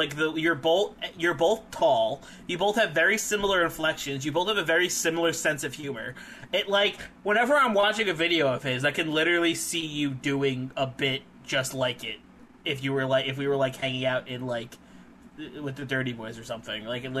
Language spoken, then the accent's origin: English; New Jersey, United States; I'm from New Jersey. I'm a New Jersey Italian.